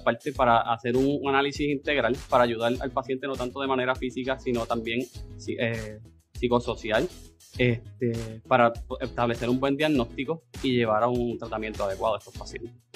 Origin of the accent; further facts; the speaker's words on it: Adjuntas, Puerto Rico; a mi pueblito de adjuntas